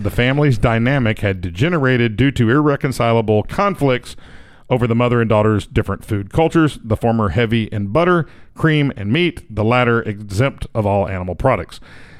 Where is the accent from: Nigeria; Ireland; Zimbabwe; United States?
United States; Tennessee; I am from Tennessee. I do not have. I'm not Italian.